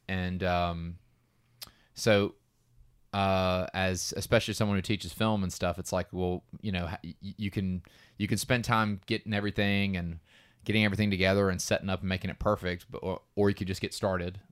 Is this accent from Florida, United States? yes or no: no; Georgia, United States; we are from Georgia